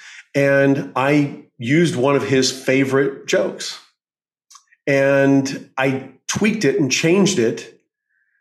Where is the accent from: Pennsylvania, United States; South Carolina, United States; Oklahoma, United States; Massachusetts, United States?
Oklahoma, United States; moved away as an adult; now in California, United States; I grew up in Oklahoma